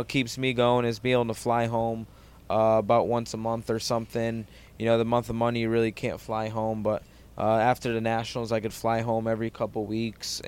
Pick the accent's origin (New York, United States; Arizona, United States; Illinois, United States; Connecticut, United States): Connecticut, United States; growing up in Connecticut